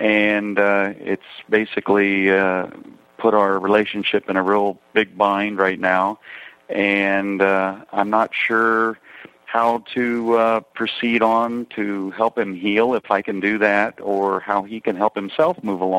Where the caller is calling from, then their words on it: Tampa, Florida, United States; I'm calling from Tampa, Florida. I'm a 42-year-old gay man